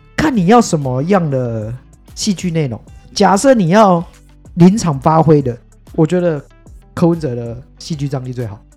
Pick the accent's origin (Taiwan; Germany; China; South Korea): Taiwan; Tainan; born or raised there